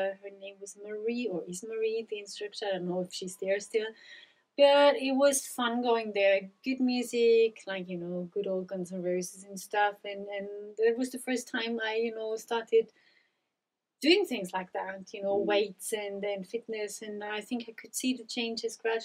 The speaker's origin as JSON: {"language": "English", "area": "Pinzgau", "region": "Salzburg", "country": "Austria", "tie": "born or raised there", "also_born_or_lived": "Leeds", "said": "I grew up in Pinskau, very rural countryside."}